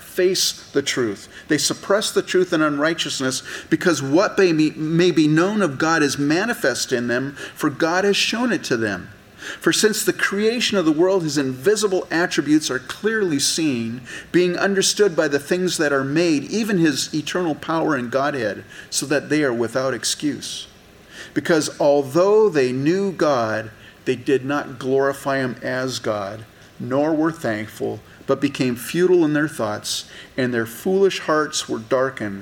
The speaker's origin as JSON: {"language": "English", "region": "California", "country": "United States", "tie": "born or raised there", "said": "I grew up in California."}